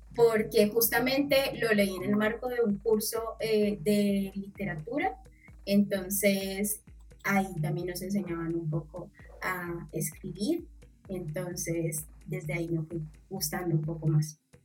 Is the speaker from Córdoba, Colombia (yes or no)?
no; Cali, Valle del Cauca, Colombia; also born or lived in Satinga, Nariño; nací en Cali